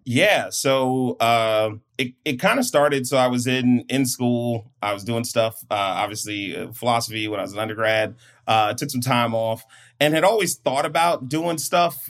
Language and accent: English; Prince George's County, Maryland, United States; moved away as an adult; now in San Diego, United States; I'm from Maryland and PG County